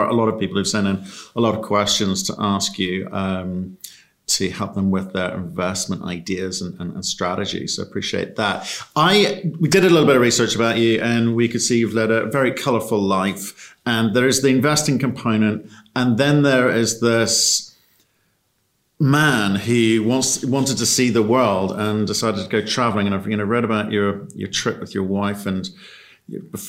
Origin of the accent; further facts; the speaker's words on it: Northern Ireland, United Kingdom; I grew up in Northern Ireland